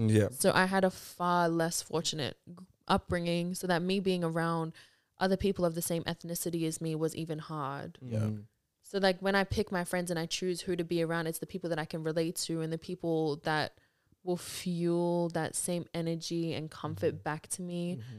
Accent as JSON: {"language": "English", "town": "Mount Druitt", "region": "New South Wales", "country": "Australia", "said": "because I'm from Mount Druitt."}